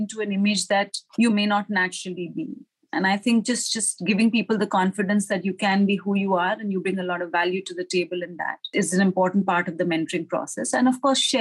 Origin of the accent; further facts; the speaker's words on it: India; moved away as an adult; also born or lived in Singapore; now in Hong Kong; I joined Citi as a management associate in my home country, which was India.